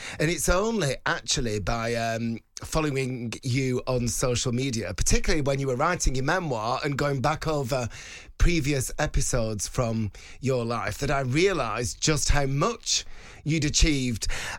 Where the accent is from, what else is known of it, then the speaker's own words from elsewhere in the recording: Bolton, North West England, United Kingdom; It's like Bolton, where I'm from.